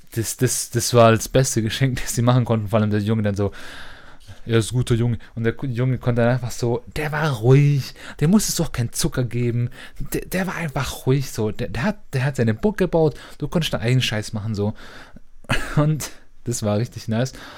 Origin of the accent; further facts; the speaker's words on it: Stuttgart, Baden-Württemberg, Germany; Das ist vielleicht auch so ein Dorf, in Anführungszeichen Dorfkind, so als Stuttgarter